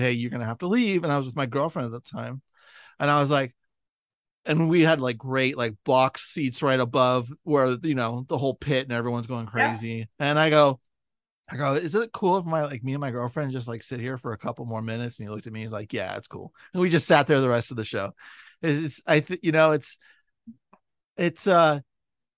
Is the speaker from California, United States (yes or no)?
yes; San Francisco, California, United States; I'm from San Francisco